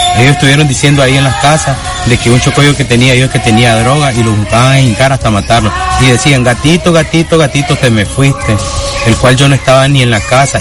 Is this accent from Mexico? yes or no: no; Nicaragua; los nicaragüenses